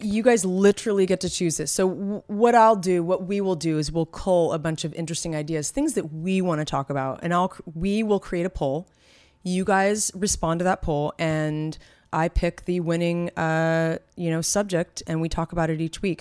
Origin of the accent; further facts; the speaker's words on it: San Francisco, California, United States; now in Los Angeles, United States; we're from the Bay Area, from San Francisco